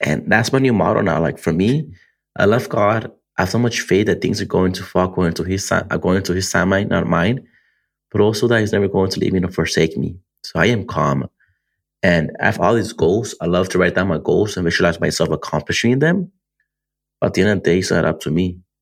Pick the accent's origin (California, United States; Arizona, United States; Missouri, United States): California, United States; Antelope Valley; Antelope Valley, my hometown